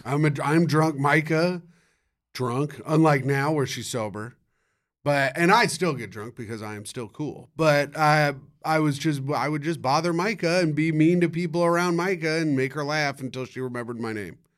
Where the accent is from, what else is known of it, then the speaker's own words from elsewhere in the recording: Indianapolis, Indiana, United States; I'm from Indianapolis